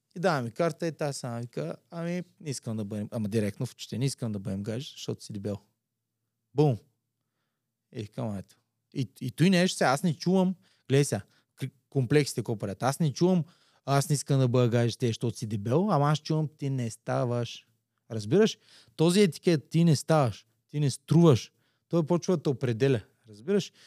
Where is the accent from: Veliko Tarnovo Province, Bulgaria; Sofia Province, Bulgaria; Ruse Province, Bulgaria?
Ruse Province, Bulgaria; Slivo Pole; аз идвам от Слиополе